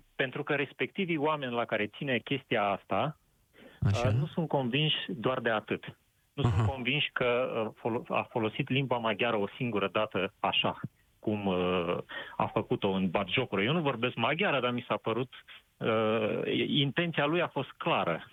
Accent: Moldavia, Romania; sunt din Moldova

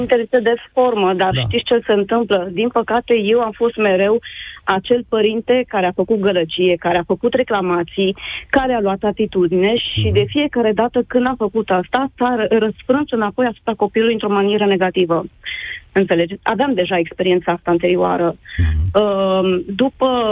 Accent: Romania; moved away as an adult; now in Italy; suntem plecați din România de un an și jumătate

